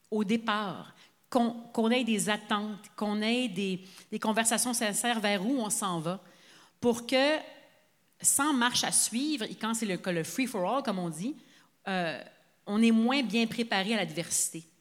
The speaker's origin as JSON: {"language": "French", "town": "Sainte-Adèle", "region": "Quebec", "country": "Canada", "tie": "born or raised there", "said": "moi, je suis enfant unique, puis j'ai grandi à Saint-Adèle de 0 à 4 ans."}